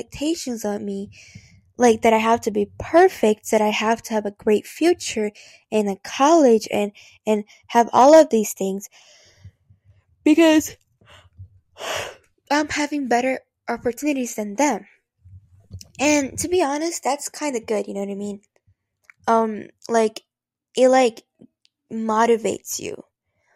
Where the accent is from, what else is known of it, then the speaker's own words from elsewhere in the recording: Brazil; now in United States; I am from Brazil. That's why the weird accent. But I am from there. So I was born there.